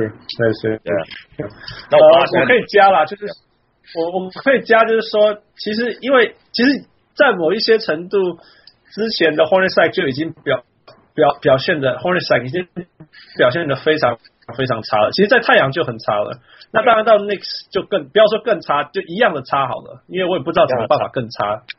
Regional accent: Canada; 他是我们加拿大人，

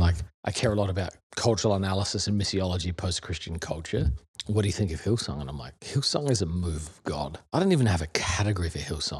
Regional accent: Adelaide, South Australia, Australia; moved away as an adult; also born or lived in Melbourne / Perth; now in New York, United States; I was two, lived in Perth from two to ten, then Adelaide from ten to twenty

